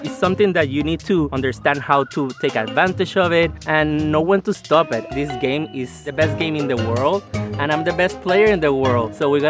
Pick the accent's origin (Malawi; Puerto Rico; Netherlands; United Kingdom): Puerto Rico; San Juan; I'm 35 years old. I'm from San Juan, Puerto Rico, and I own a beauty salon. Living in San Juan, Puerto Rico, it's amazing.